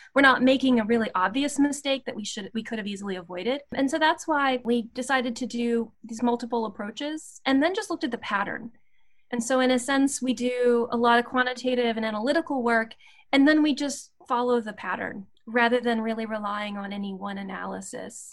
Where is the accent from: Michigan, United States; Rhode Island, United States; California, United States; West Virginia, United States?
West Virginia, United States; Appalachia, West Virginia and Virginia border, United States; I I grew up in West Virginia and Virginia, right on the border